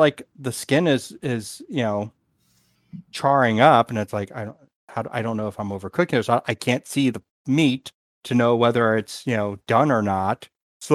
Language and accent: English; the South, United States; moved away; also born or lived in New York / Chicago; I was from the South